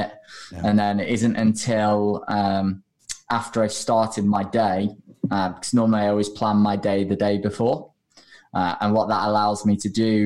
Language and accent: English; United Kingdom; also born or lived in Australia; we're British